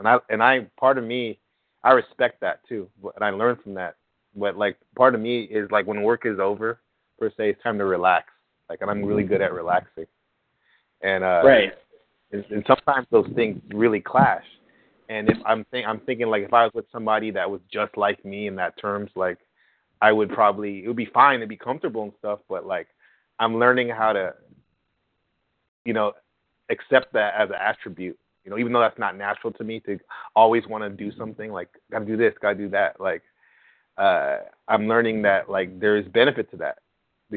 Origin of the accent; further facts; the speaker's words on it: San Jose, California, United States; San Jose, California